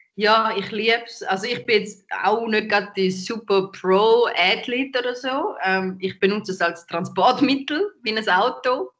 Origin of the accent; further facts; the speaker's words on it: St. Gallen, Switzerland; now in Zürich, Switzerland; ich bin nicht da aufgewachsen. Ich komme aus St. Gallen ursprünglich